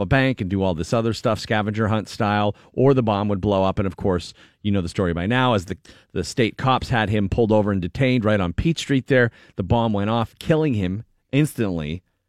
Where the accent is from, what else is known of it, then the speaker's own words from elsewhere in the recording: Erie, Pennsylvania, United States; Erie, Pennsylvania, my hometown.